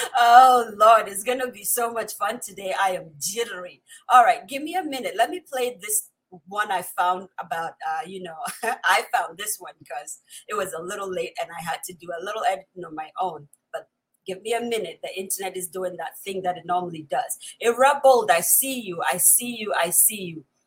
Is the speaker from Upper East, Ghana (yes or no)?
yes; Upper East, Ghana; first language Kusaal; English is a second language; my mother tongue, which is the Kusal from the upper east of Ghana